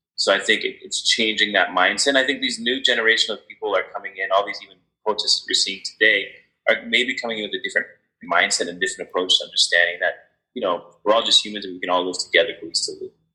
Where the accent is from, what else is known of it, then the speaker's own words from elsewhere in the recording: Canada; I'm originally from Canada, born in Canada.